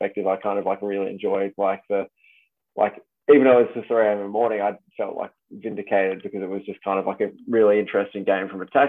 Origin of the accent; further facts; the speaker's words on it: Australia; I was born in Australia, I'm very proudly Australian.